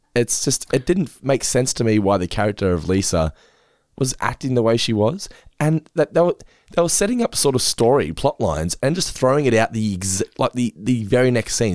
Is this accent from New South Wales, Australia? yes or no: no; Geelong, Victoria, Australia; we're from Geelong